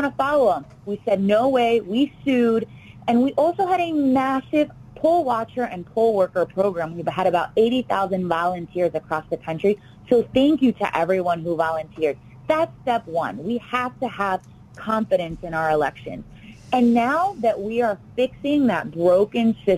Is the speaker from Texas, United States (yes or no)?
no; Florida, United States; I'm born and raised in Florida